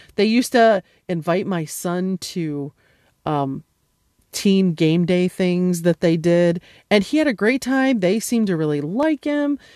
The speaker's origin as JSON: {"language": "English", "country": "United States", "tie": "born or raised there", "said": "an American who grew up upper middle class"}